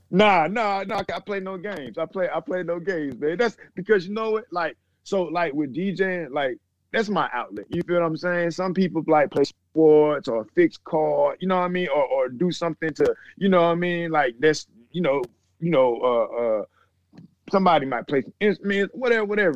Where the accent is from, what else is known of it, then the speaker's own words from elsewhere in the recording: Atlanta, Georgia, United States; I'm from the east side of Atlanta